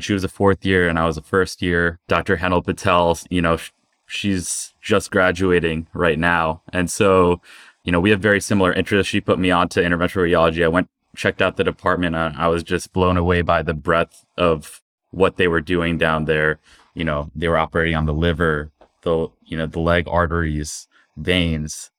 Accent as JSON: {"language": "English", "town": "South Brunswick", "region": "New Jersey", "country": "United States", "tie": "born or raised there", "said": "I was born and raised in New Jersey, in South Brunswick, New Jersey."}